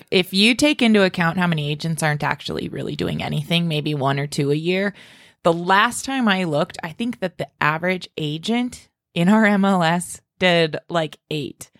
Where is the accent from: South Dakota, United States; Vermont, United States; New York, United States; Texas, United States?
South Dakota, United States; Spearfish; I was born and raised in Spearfish